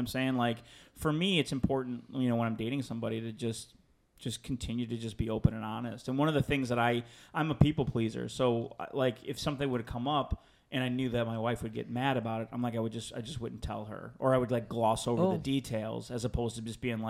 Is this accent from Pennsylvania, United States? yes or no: no; Chicago, Illinois, United States; moved away as an adult; now in Los Angeles, United States; I grew up on the South Side of Chicago.